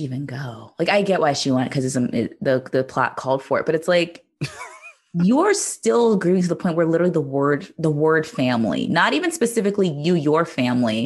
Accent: Iowa, United States; I'm from Iowa

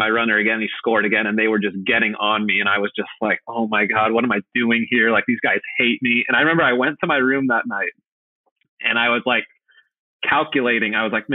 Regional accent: Southern California, United States; moved away as an adult; also born or lived in Belgium; I was from Southern California

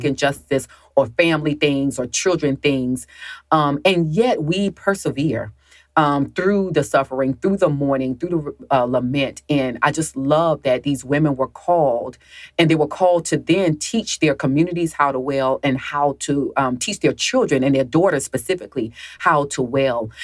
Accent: the South, United States; I grew up in the South

